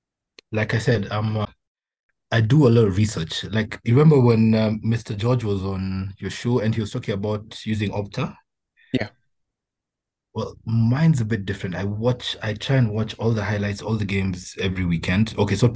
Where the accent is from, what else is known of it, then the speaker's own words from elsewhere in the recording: Homa Bay County, Kenya; I'm from Homa Bay County.